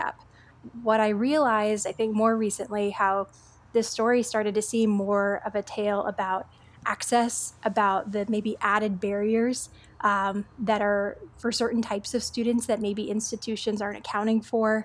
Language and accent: English; East Coast, United States; also born or lived in South Texas border; I'm somebody who was born along the South Texas border. I grew up on the East Coast